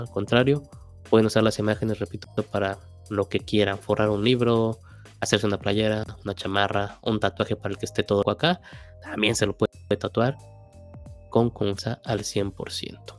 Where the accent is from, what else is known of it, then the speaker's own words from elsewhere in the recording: Mexico; como mexicanos